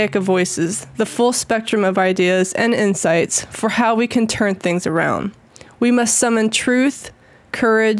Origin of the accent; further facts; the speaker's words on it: South Carolina, United States; also born or lived in Washington State; now in Washington, United States; Now, I live in Washington State right now, but I grew up in South Carolina.